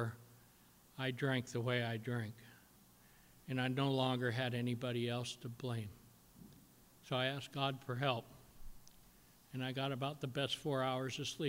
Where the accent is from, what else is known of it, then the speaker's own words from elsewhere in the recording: Washington, United States; moved away; I was raised in Washington